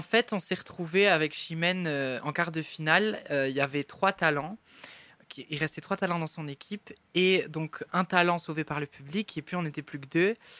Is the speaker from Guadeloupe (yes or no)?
no; Baudour, Wallonia, Belgium; also born or lived in Boussu; je suis né à Bossu, mais j'habitais à Beaudour, qui est un petit village euh, pas très loin